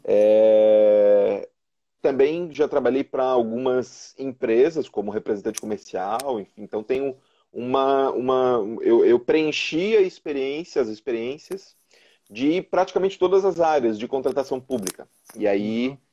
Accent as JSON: {"language": "Portuguese", "town": "São José", "region": "Santa Catarina", "country": "Brazil", "tie": "born or raised there", "also_born_or_lived": "Florianópolis", "said": "eu sou nascido aqui em Florianópolis, resido em São José já desde pequeno"}